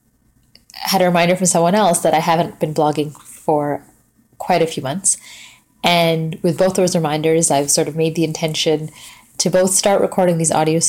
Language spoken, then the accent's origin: English; West Coast, Canada; moved away as an adult; also born or lived in Vancouver, Canada; now in Toronto, Canada; I'm originally from the West Coast.